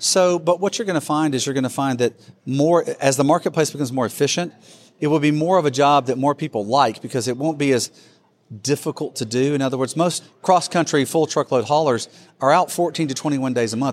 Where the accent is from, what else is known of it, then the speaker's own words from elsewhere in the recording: Alabama, United States; I am from Alabama